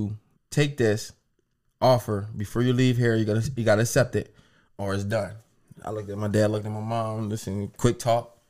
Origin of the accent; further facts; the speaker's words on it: Harrisburg, Pennsylvania, United States; also born or lived in Akron; I'm from Harrisburg